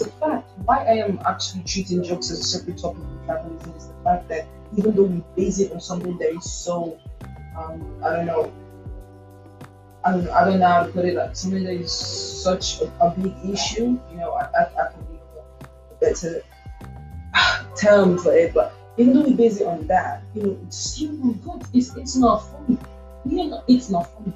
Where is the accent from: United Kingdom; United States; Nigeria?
Nigeria; as a Nigerian